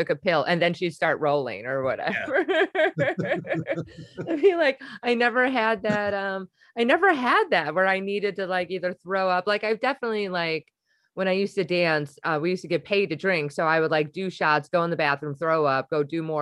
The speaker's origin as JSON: {"language": "English", "town": "Milwaukee", "region": "Wisconsin", "country": "United States", "tie": "born or raised there", "said": "I'm just from Wisconsin. That's just how we're raised."}